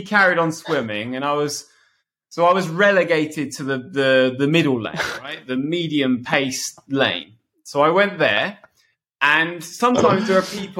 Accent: Bedford, East of England, United Kingdom; I'm swimming at a local swimming pool called Robinson Pool in my hometown, Bedford.

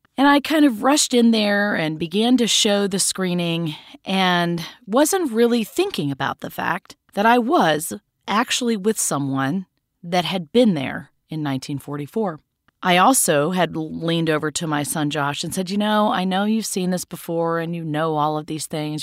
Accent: Laurel, Mississippi, United States; moved away; Laurel, Mississippi, which is my hometown.

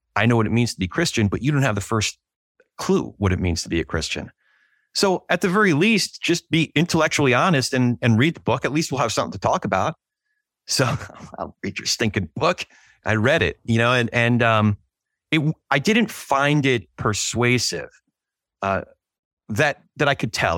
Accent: Northeast, United States; when I was growing up in the Northeast

